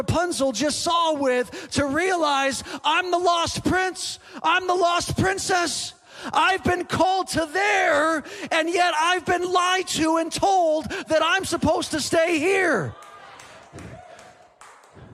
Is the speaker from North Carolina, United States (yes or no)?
no; San Diego, California, United States; moved away; I'm from San Diego originally